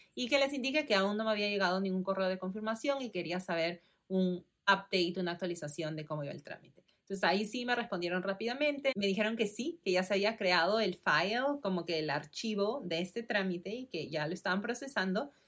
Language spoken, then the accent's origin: Spanish; Lima, Peru; moved away as an adult; also born or lived in California, United States; nací y crecí en Perú, en Lima